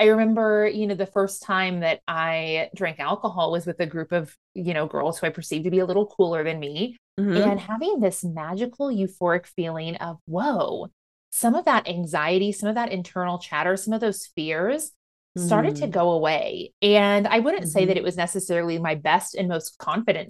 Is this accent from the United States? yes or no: yes; Midwest, United States; moved away; coming from middle of nowhere, Midwestern podunk country town